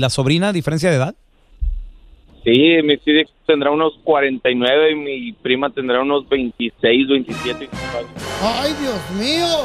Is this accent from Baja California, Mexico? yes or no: no; Veracruz, Mexico; nosotros somos de Veracruz. Entonces ya el hermano menor se fue a, Coahuila y ella se quedó con el otro hermano en Veracruz.